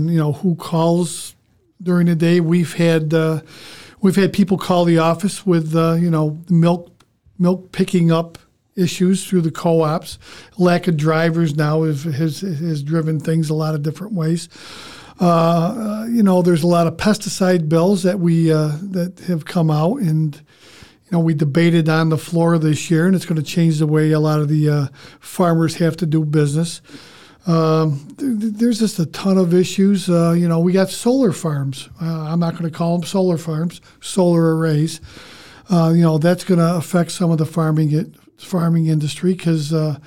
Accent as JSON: {"language": "English", "area": "Sequoia", "region": "New York", "country": "United States", "tie": "born or raised there", "said": "I grew up in Sequoia"}